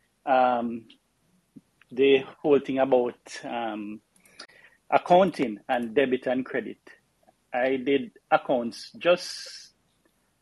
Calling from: Jamaica; I'm calling from the West Indies, Jamaica

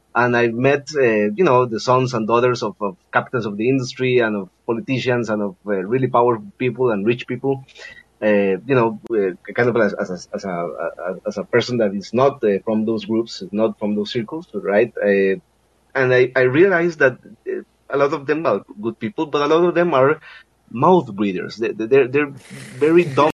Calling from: Costa Rica; I'm calling from Costa Rica.

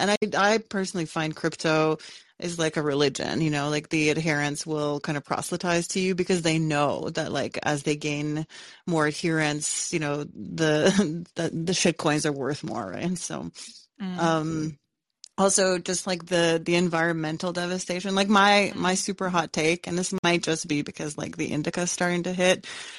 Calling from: Canada; I'm calling from Canada

